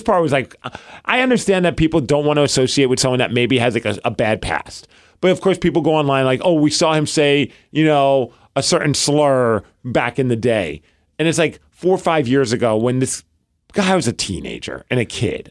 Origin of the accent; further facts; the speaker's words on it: New York, United States; I grew up in New York